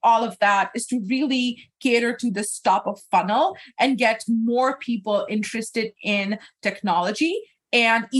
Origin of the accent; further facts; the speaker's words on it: Pakistan; moved away; growing up in Pakistan